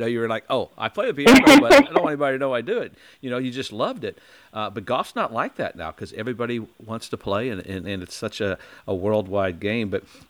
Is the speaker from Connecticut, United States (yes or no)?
no; Indiana, United States; growing up in Indiana